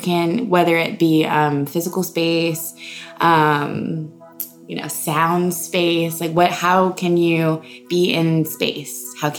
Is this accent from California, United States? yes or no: no; Houston, Texas, United States; moved away; I'm from Houston, Texas. Uh-huh. I have born and raised, Texas